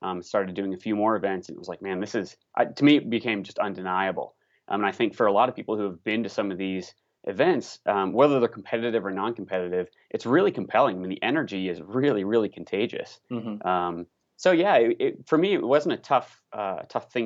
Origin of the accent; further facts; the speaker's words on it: Indiana, United States; now in Colorado, United States; I'm originally from the Midwest, so disclaimer, I'm from Indiana and I love the Midwest. I've lived in Colorado for some time now